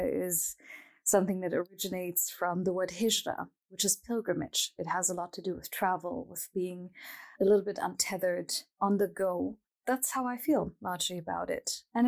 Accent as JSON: {"language": "English", "town": "Frankfurt", "region": "Hesse", "country": "Germany", "tie": "born or raised there", "first_language": "German", "second_language": "English", "said": "I was born and raised in Frankfurt am Main, actually, but my parents were not. My parents were actually from Egypt, and they came to Germany during a time where Germany had a labor shortage"}